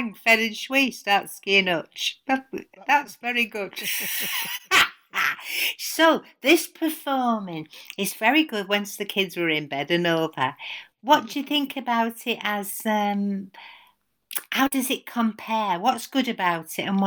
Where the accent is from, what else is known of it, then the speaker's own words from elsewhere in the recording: Stockport, North West England, United Kingdom; now in Birmingham, United Kingdom; I'm from Stockport